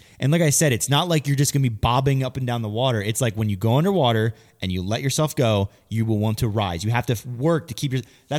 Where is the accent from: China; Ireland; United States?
United States; Pennsylvania; now in Virginia, United States; I grew up in Pennsylvania